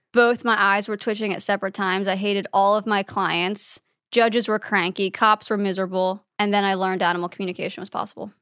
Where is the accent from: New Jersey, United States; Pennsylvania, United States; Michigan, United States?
Pennsylvania, United States; about an hour north of Philadelphia; moved away; Pennsylvania, about an hour north of Philadelphia